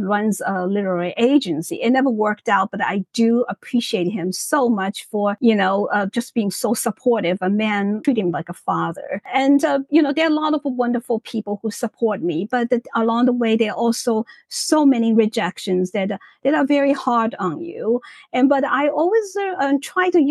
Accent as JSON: {"language": "English", "region": "Shanghai", "country": "China", "tie": "born or raised there", "moved": "as an adult", "lives_now": "United States", "said": "my own life in China"}